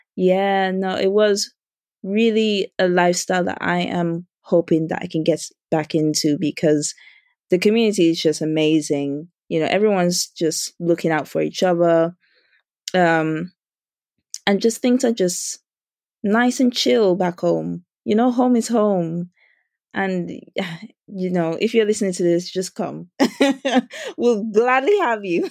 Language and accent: English; Dominica; now in United Kingdom; I grew up in Dominica